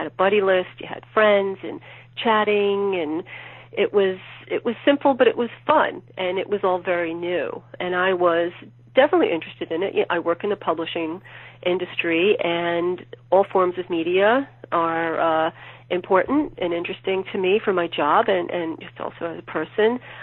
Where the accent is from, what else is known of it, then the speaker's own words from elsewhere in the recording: New York City, New York, United States; I'm from New York City originally, and at the time I was living in Williamsburg, Brooklyn